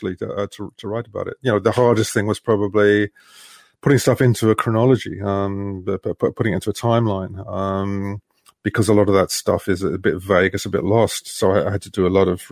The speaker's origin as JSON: {"language": "English", "region": "London", "country": "United Kingdom", "tie": "born or raised there", "said": "growing up in London"}